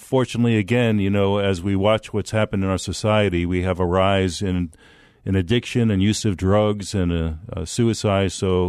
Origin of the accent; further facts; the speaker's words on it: New York City, New York, United States; moved away as an adult; now in Arizona, United States; I grew up in New York City area and moved out to Arizona in 1981